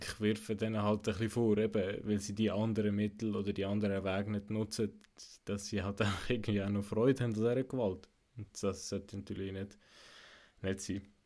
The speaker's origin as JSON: {"language": "German", "region": "Zug", "country": "Switzerland", "tie": "born or raised there", "said": "ich bin im Kanton Zug aufgewachsen"}